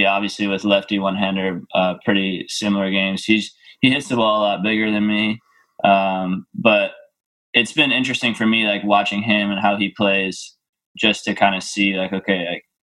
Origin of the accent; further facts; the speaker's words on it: New York, United States; I was born in New York. My parents live there